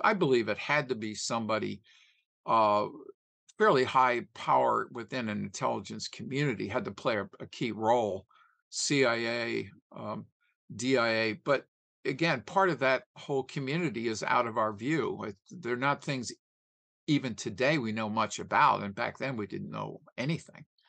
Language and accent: English; Philadelphia, Pennsylvania, United States; I was from Philadelphia